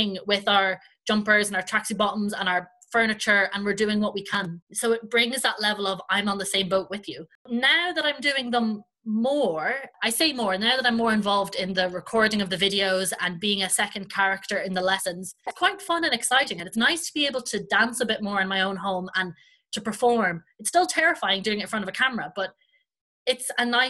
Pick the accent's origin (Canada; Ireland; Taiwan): Ireland; accent: Irish; my Irish accent